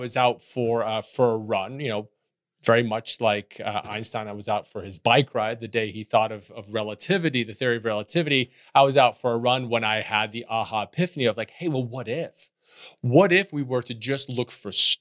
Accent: Netherlands; moved away; I grew up in Holland, and Holland is a very enchanted place of canals and bricks and moss

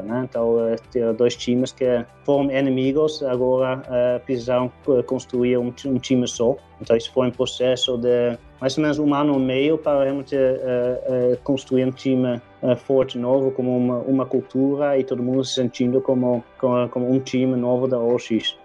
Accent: Netherlands; Portuguese is a second language; moved away as an adult; also born or lived in England; now in Brazil; eu sou holandês originalmente

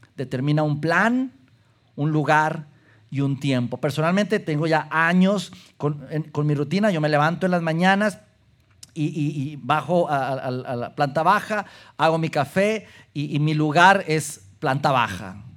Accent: Durango, Mexico; moved away; nací, crecí en la ciudad de Durango

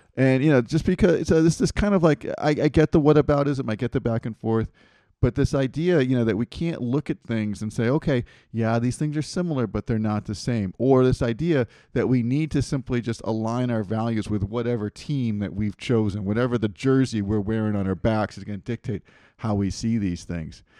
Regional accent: United States; now in China; I'm from America

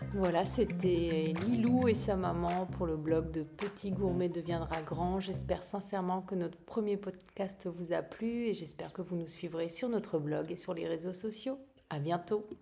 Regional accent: Alsace, Grand Est, France; on est originaire d'Alsace

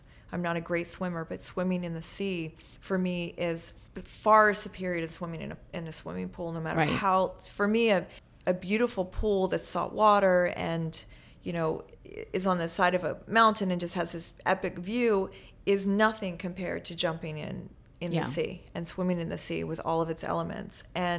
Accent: Maryland, United States; also born or lived in Paris, France; I grew up in Maryland on the Eastern Shore, which is a kind of a little annex of the East Coast of Maryland

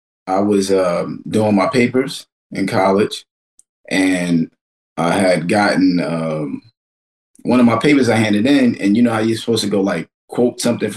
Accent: New York City, New York, United States; I'm from Kensington, which is like one street over from where Flatbush begins.

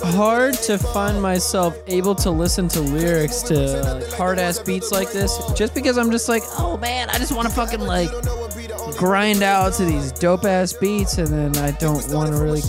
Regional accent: the South, United States; I'm from the South.

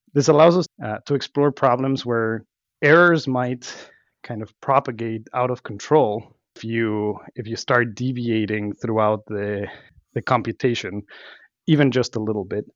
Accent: Mexico; moved away as an adult; also born or lived in Mexico City, Mexico / Los Cabos, Mexico; now in Boston, United States; I was born and raised in, in Mexico, uh, Mexico City, and then Los Cabos

